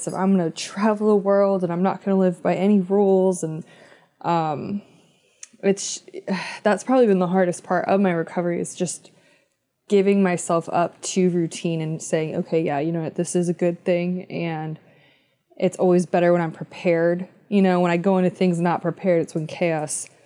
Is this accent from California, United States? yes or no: no; Philadelphia, Pennsylvania, United States; moved away as an adult; now in West Coast, United States; we're from Philadelphia